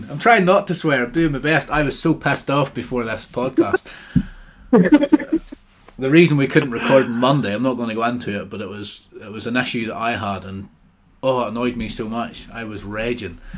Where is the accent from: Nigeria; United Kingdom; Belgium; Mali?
United Kingdom; South West England; Devon. Oh, oh, I'm from Devon.